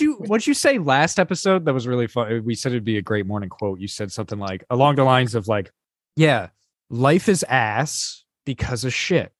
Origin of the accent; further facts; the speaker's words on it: New Jersey, United States; moved away; Oh, New Jersey.